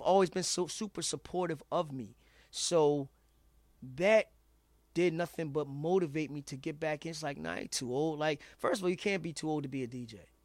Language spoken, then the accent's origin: English; Philadelphia, Pennsylvania, United States; I'm from Philly